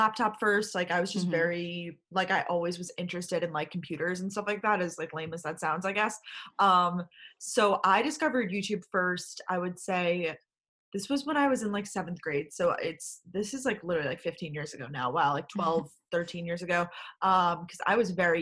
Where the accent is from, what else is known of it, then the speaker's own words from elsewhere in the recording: Long Island, New York, United States; moved away as an adult; also born or lived in Athens, Georgia / Boston; now in New York City, United States; I grew up on Long Island, New York